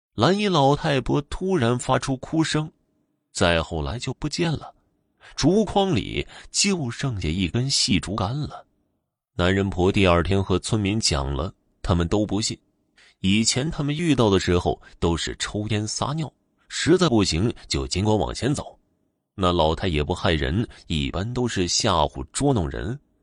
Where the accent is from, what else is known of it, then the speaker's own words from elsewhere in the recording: near western Zhejiang, a village in northernmost Fujian, China; 这个故事不是发生在我们村的，但是同属于一个乡管辖。相比于我老家的村这里更接近于浙西。